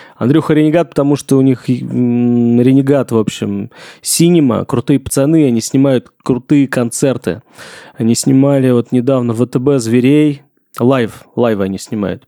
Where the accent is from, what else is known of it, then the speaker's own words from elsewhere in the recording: Engels, Saratov Oblast, Russia; now in Moscow, Russia; Я из Энгельса, Саратская область